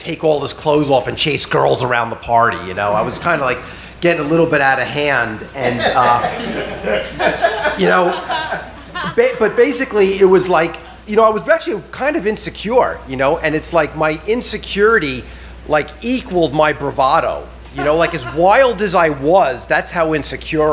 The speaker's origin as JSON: {"language": "English", "area": "South Shore of Long Island", "region": "New York", "country": "United States", "tie": "born or raised there", "said": "I grew up on the South Shore of Long Island"}